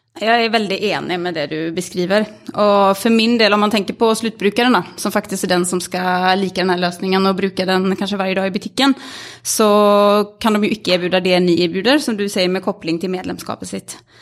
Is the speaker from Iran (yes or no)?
no; Sweden; Norwegian is a second language; now in Norway; Jeg er svensk og, og, bor i Norge.